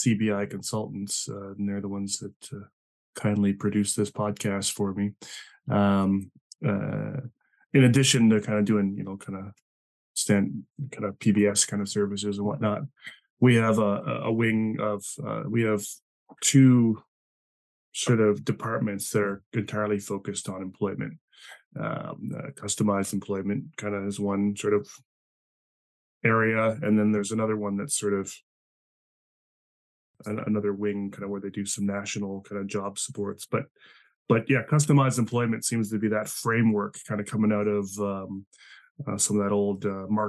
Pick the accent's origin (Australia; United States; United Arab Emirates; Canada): Canada; also born or lived in British Columbia; I'm Canadian